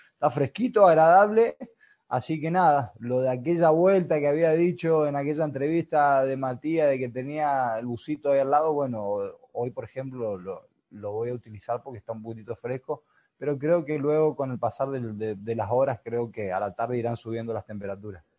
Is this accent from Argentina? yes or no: yes; Argentina; now in Spain; somos argentinos